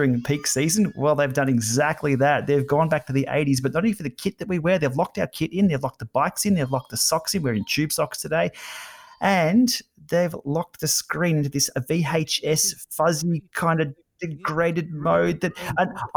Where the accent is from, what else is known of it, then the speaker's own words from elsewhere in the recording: Australia; I'm Australian